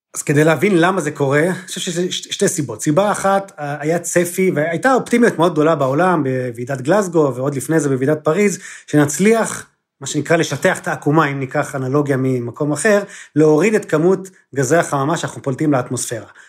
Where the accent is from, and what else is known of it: Israel